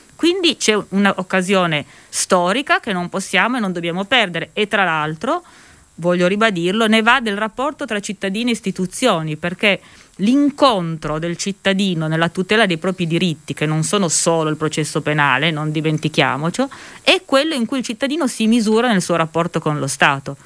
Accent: Turin, Piedmont, Italy; io vengo da Torino

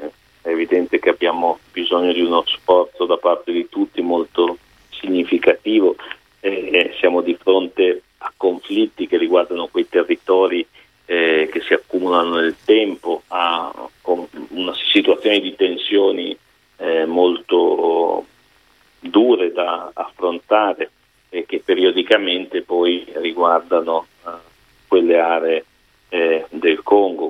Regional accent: Milan, Lombardy, Italy

